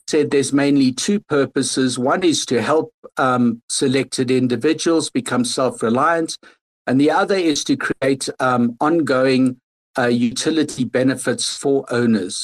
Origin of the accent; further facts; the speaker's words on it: South Africa; moved away; I'm originally from South Africa